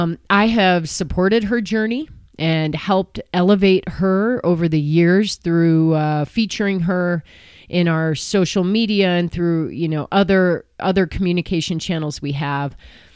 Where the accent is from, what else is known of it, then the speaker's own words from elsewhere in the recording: Illinois, United States; I grew up in the Chicago suburbs with all the privileges and luxuries I needed to do the things I wanted to do to have the success that I've been able to have.